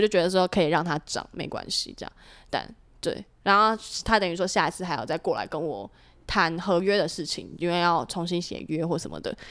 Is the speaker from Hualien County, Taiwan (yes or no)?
no; Hsinchu, Taiwan; moved away as an adult; now in Taipei, Taiwan; 一回新竹就是懒散